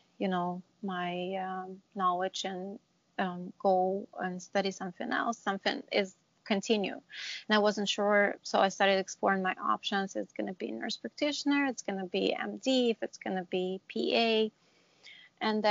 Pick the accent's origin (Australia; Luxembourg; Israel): Israel; moved away as an adult; now in New Jersey, United States; I'm originally from Israel, and I graduated nursing in Israel